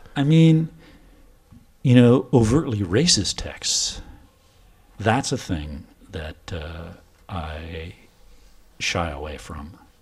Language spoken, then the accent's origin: English; Washington, United States; moved away as an adult; now in Oslo, Norway; my home state of Washington on the West Coast